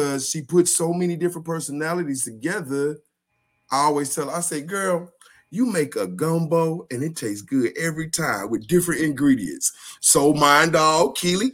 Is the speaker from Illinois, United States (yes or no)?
yes; Chicago, Illinois, United States; now in Arkansas, United States; I'm originally from Chicago.